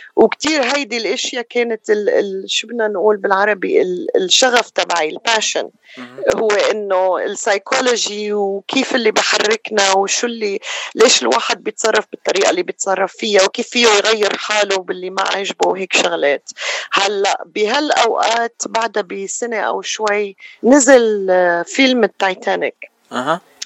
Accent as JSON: {"language": "Arabic", "town": "Beirut", "region": "Beirut Governorate", "country": "Lebanon", "moved": "as an adult", "lives_now": "Los Angeles, United States", "said": "أنا من رأس بيروت وأمي من حلب وصار لي بلوس أنجلوس آه، هاي 31 سنة تقريبا"}